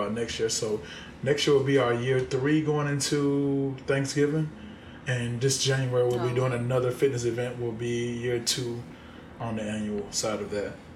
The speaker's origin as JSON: {"language": "English", "town": "Haines City", "region": "Florida", "country": "United States", "said": "I'm from Florida, Polk County, Florida"}